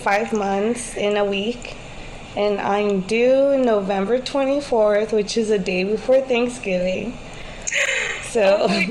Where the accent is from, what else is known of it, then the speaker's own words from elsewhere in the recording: Houston, Texas, United States; also born or lived in California; I was born in California, but I was raised in Houston, Texas all of my life. I grew up in Southeast Houston